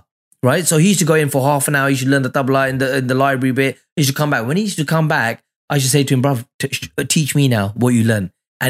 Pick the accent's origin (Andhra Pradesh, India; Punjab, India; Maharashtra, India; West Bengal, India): Punjab, India; Mullapur; I said, mate, I'm from Mullapur. How lucky was that?